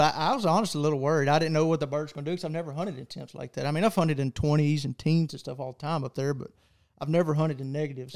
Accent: Texas, United States; I'm from Texas

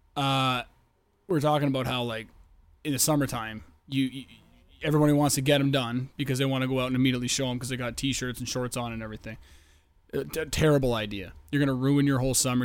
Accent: Canada; I am from the Great White North.

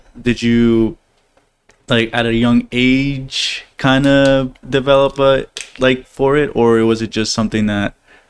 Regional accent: Guatemala; I'm from Guatemala

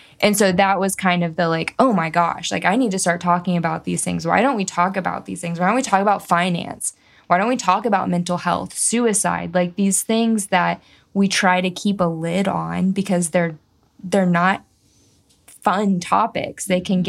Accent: the South, United States; And I grew up in the South where there's a lot of things you don't talk about.

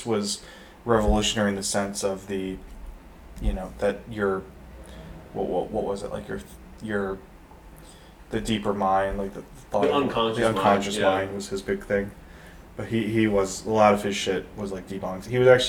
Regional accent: Detroit, Michigan, United States; I grew up in Detroit

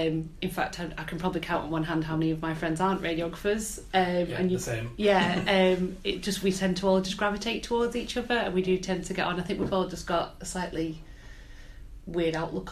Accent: Wigan, North West England, United Kingdom; moved away as an adult; now in North East England, United Kingdom; I'm originally from Wigan.

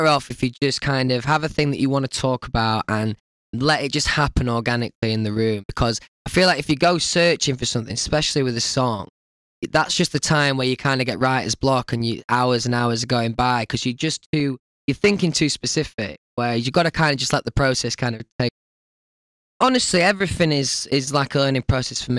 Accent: Doncaster, Yorkshire and the Humber, United Kingdom; Doncaster, where I'm from.

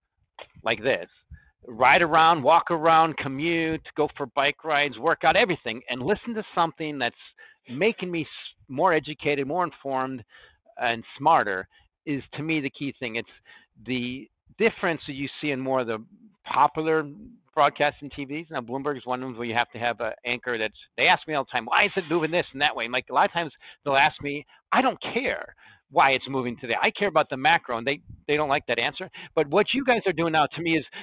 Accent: United States; I'm just an American

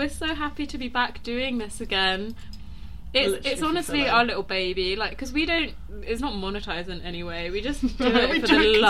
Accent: London, United Kingdom; now in Birmingham, United Kingdom; I'm from London, but we're based in Birmingham

